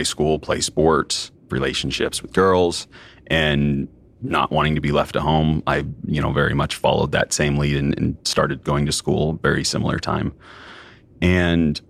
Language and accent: English; Southern Oregon, United States; I grew up in Southern Oregon